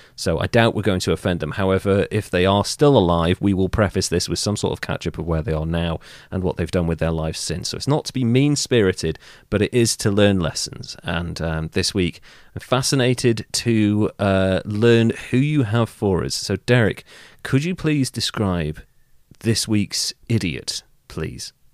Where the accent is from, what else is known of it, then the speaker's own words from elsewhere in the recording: Wales, United Kingdom; I'm actually Welsh